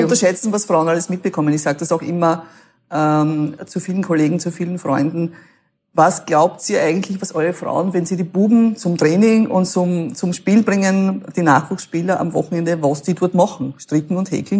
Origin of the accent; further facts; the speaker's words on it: Klingenbach, Burgenland, Austria; Klingenbach, da wo ich herkomme